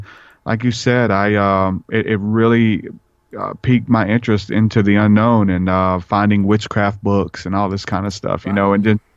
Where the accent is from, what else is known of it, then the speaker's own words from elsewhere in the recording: New Orleans, Louisiana, United States; I grew up in New Orleans